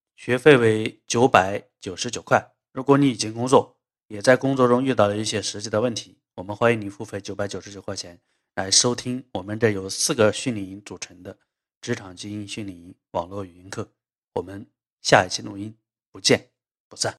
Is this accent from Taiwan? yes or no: no; China; 我们中国人